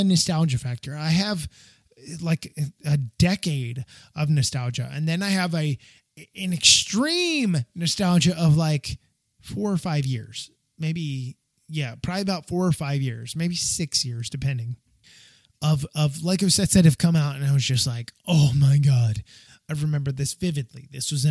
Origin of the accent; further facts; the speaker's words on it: Northeast, United States; growing up in the Northeast in the United States, a lot of snow in the winter